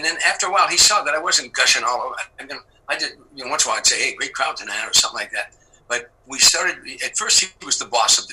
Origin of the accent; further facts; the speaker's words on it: Harvey, Illinois, United States; moved away; I was a kid from Harvey, Illinois, on the south side of Chicago